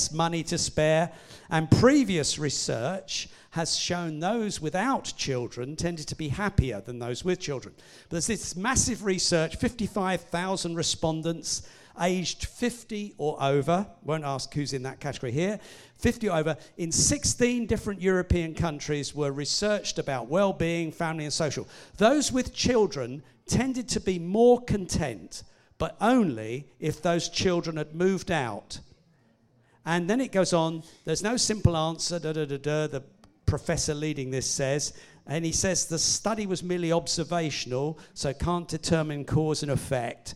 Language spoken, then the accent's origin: English; Hastings, South East England, United Kingdom; moved away as an adult; now in Winchester, United Kingdom; we moved from Hastings, where although we weren't born there, we'd both grown up there